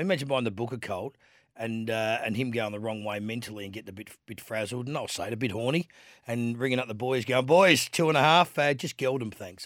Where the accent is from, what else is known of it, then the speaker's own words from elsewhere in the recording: Adelaide, South Australia, Australia; kid growing up in Adelaide